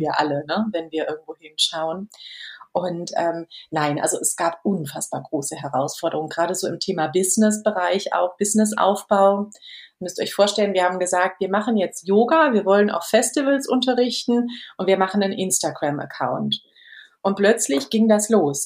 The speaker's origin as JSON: {"language": "German", "country": "Germany", "said": "bei uns in Deutschland"}